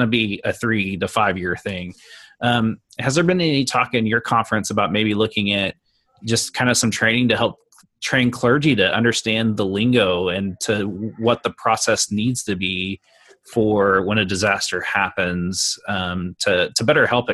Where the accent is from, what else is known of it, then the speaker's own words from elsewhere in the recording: Oklahoma, United States; I'm born and raised in Oklahoma and have ministered in Oklahoma all my career